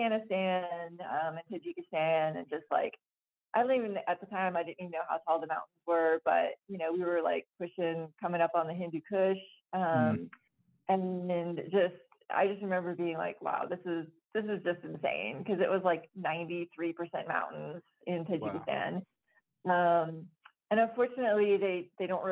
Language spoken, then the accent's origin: English; Florida, United States; moved away as an adult; also born or lived in Flagstaff, Arizona; I grew up in Florida